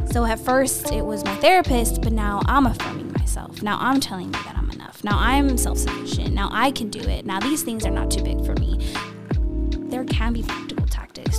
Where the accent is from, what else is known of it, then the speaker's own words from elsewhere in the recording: Los Angeles, California, United States; Born and raised in the San Fernando Valley, that eight one eight